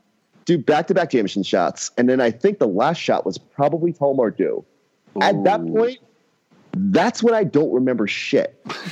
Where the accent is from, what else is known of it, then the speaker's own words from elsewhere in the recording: Philadelphia, Pennsylvania, United States; as is your responsibility as a Philadelphian.